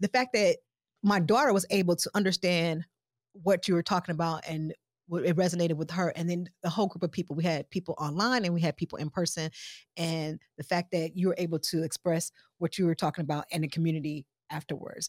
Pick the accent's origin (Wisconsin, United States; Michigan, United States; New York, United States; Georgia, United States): Wisconsin, United States; Milwaukee; also born or lived in Chicago / Missouri / Detroit; I'm originally from Milwaukee, Wisconsin. I'm kinda Midwest girl, Chicago, Mo, Detroit, Milwaukee most of my life